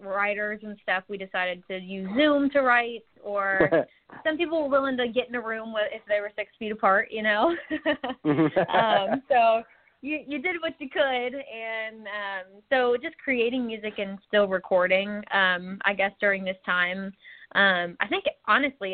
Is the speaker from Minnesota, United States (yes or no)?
no; Texas, United States; also born or lived in Tulsa, Oklahoma; now in Nashville, United States; I grew up in Texas and was born in Tulsa, Oklahoma, but I live in Nashville now